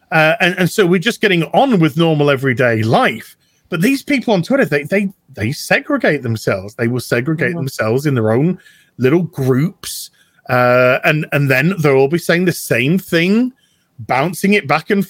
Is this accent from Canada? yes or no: no; United Kingdom; I'm British